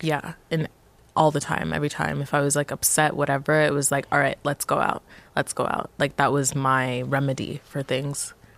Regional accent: Montreal, Quebec, Canada; born or raised there

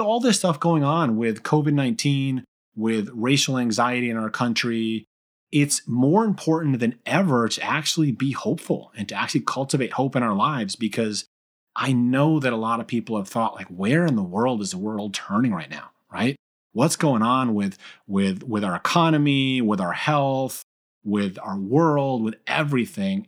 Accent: Brookfield, Connecticut, United States; also born or lived in Argentina / Newtown, Connecticut; I was born in Argentina, I was Hispanic, I, you know, that was, I was reminded of that numerous times growing up in, you know, middle school and high school that I was Spanish, but I was, uh, still predominantly, you know, uh, i-, in a very white community here in Brookfield, Connecticut

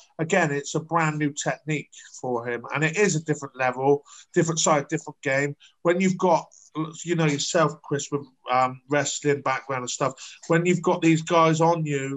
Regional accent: United Kingdom; I am British

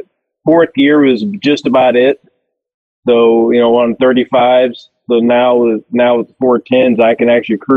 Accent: Missouri, United States; So we're just outside of St. Louis, Missouri.

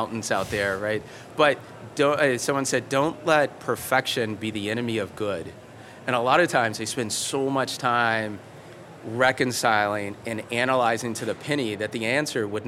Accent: Kentucky, United States; we're from Kentucky

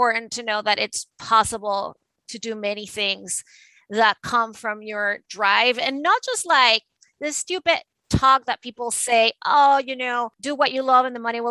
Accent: Venezuela; moved away as an adult; now in New York City, United States; I was originally born and raised in Venezuela. And I moved to the United States in the late 90s to go to law school

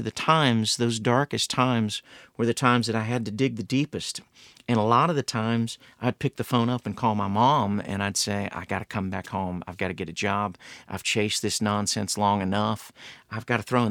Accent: Columbus, Ohio, United States; moved away as an adult; now in Nashville, United States; I grew up in Columbus, Ohio

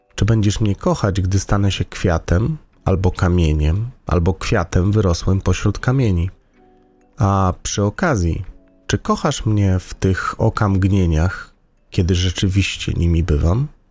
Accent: Lublin, Lublin Voivodeship, Poland; do mojego rodzinnego miasta

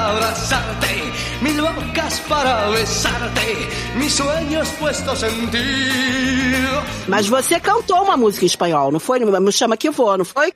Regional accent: Rio de Janeiro, Brazil; eu sou argentina carioca, criada no Rio

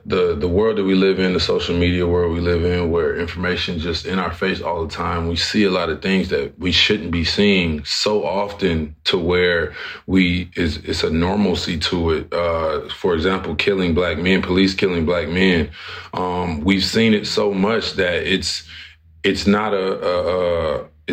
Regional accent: Flint, Michigan, United States; my hometown of Flint, Michigan

